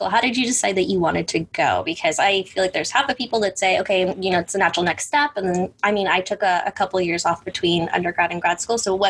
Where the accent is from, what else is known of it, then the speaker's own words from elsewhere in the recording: Katy, Texas, United States; And we both happen to grow up in Katy, Texas, which is really crazy because we didn't know each other.